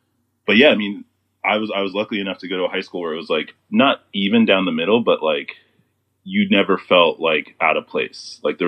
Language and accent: English; Houston, Texas, United States; moved away as an adult; I'm from Houston, so born and raised up to 18 in Houston.